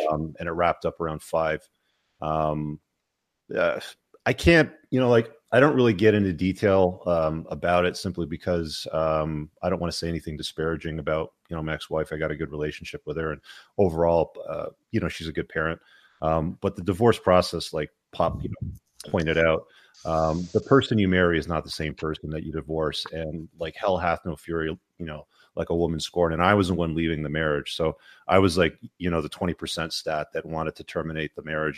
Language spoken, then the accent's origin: English; England, United Kingdom; moved away; I was born in England